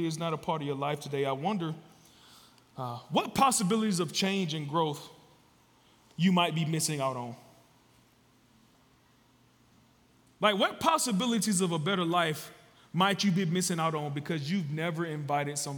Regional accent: Georgia, United States; moved away as an adult; now in Louisville, United States; We are a couple that are not from Louisville. We're from Georgia.

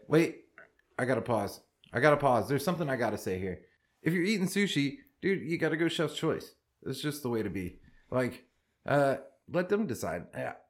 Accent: Texas, United States; I'm from Texas

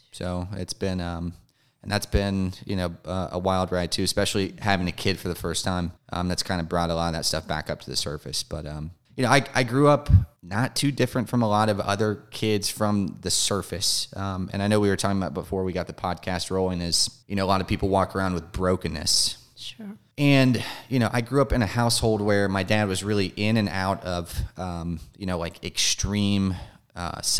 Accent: Marietta, Georgia, United States; I'm a Georgia native. I grew up over in Marietta. Uh, if you're familiar with Cobb County or East

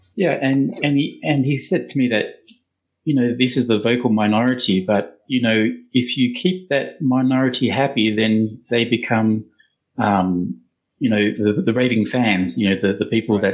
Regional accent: Australia; accent: Australian; I'm an Australian myself

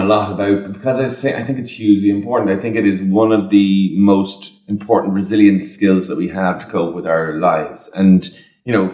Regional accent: Ireland; as Irish people

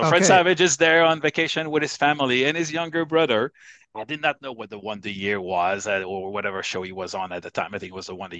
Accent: Canada; Obviously, one of the issues was, well, I'm Canadian and she's American, and we assumed that we were probably going to work in the U.S.

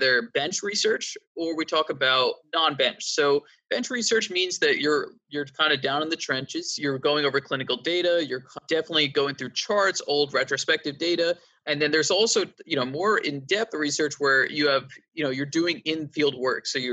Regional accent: East Coast, United States; I'm from the East Coast and I've been here my whole life.

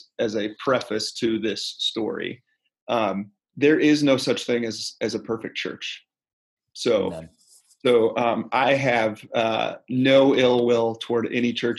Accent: Fort Wayne, Indiana, United States; moved away as an adult; also born or lived in Dayton; now in Fort Wayne, United States; I grew up in Fort Wayne

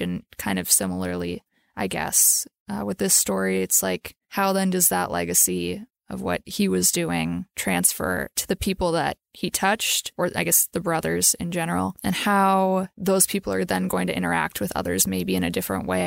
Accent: Minnesota, United States; I'm from Minnesota

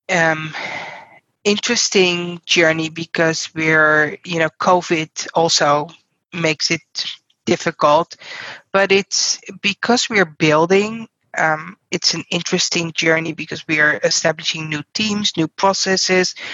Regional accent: Netherlands; English is a second language; moved away as an adult; now in United States; I'm originally from the Netherlands

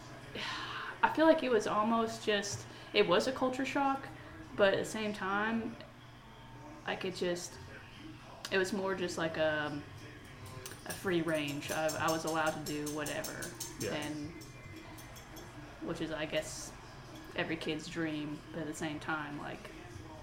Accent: West Virginia, United States; now in Knoxville, United States; my hometown in West Virginia

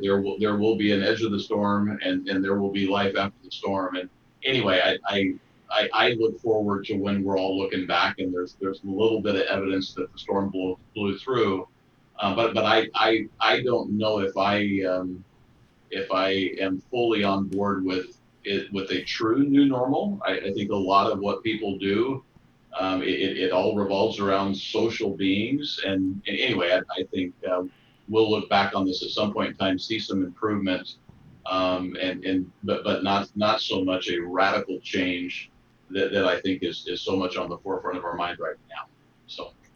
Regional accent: Texas Gulf Coast, United States; moved away; I grew up on the on the Texas Gulf Coast, and so that's it's hurricane country

